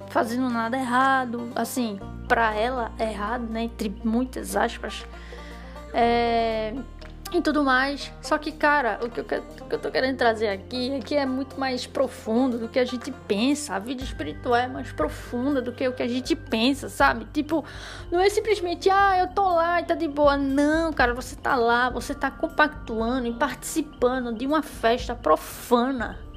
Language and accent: Portuguese; Northeast Region, Brazil; eu sou nordestina, então é manhinha.